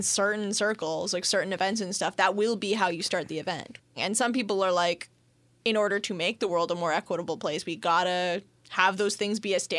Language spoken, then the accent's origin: English; Canada; I'm very Canadian, too, with the French.